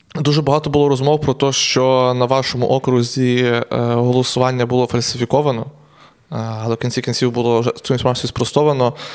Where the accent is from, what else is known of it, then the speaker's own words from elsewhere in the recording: Truskavets, Lviv Oblast, Ukraine; я сам з Трускавця